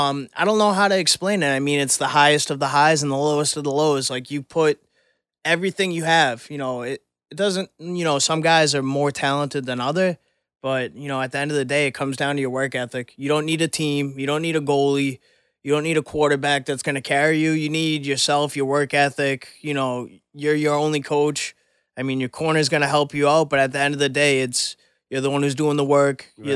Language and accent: English; Ireland; I would definitely root for the countryman. I'm Irish. I rep Ireland hardcore in the ring.